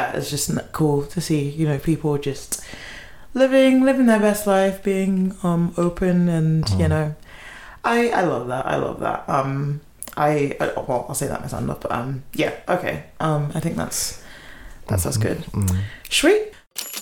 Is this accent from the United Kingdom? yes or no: yes; London, United Kingdom; I'm from Northwest, you know, I have to rep it